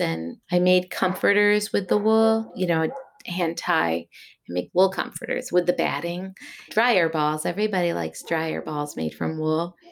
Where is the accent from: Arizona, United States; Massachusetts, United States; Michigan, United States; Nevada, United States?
Massachusetts, United States; the Berkshires; also born or lived in Long Beach, California; now in Shaftesbury, United States; I was born in Long Beach, California, and then moved as a youth to Massachusetts to the Berkshires, is where my grandparents' farm was that I moved to from California.